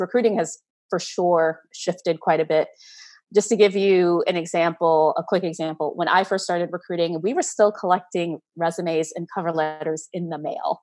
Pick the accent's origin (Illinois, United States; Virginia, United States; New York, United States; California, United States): New York, United States; New York City; I'm a, a Brooklyn girl. I've lived here most of my life.